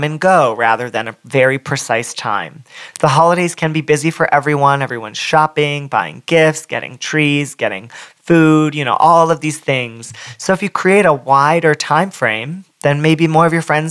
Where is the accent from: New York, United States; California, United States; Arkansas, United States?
California, United States; Southern; I'm from Southern California